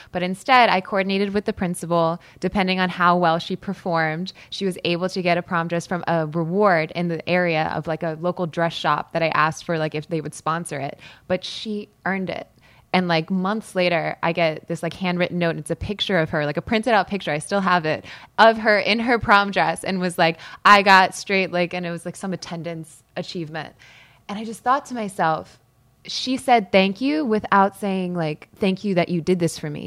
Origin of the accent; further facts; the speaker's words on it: Malvern, Pennsylvania, United States; I'm from Malvern, Pennsylvania, so prom was like an event there